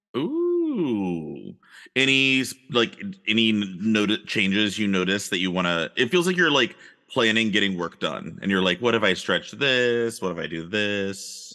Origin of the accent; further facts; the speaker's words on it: Texas, United States; growing up in Texas in the eighties and the nineties